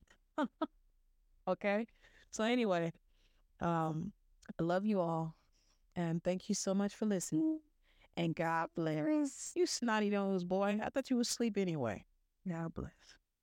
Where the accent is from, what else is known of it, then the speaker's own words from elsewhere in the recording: the South, United States; I'm from the South